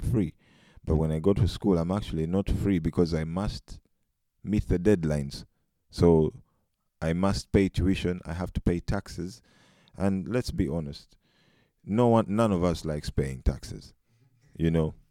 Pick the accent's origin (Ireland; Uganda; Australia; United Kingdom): Uganda; moved away as an adult; now in Netherlands; I'm uh, a Ugandan by nationality and African. I've been in the Netherlands for close to four years